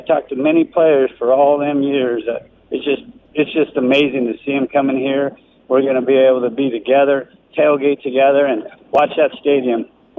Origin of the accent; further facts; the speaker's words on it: Denver, Colorado, United States; now in Las Vegas, United States; 303, that's where I grew up. This is my 50th year being a Raider fan. Denver, Colorado. Moved to Vegas here 21 years ago.